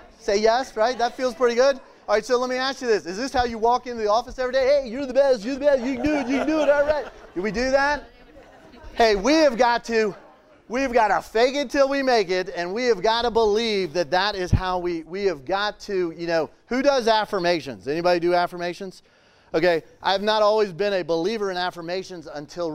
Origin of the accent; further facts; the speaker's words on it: Richmond, Virginia, United States; I'm from Richmond, Virginia